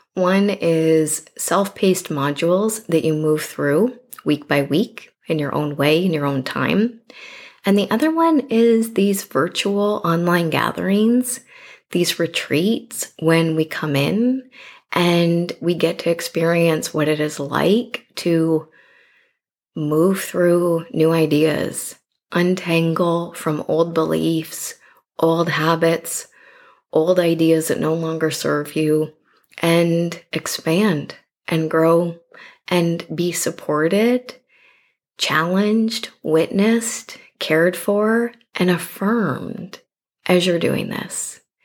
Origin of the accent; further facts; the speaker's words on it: Canada; I'm clearly Canadian